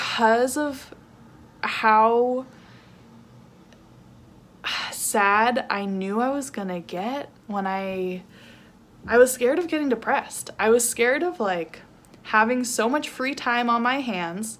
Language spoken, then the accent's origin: English; California, United States; moved away as an adult; also born or lived in New York / Arizona; I moved from New York back home to California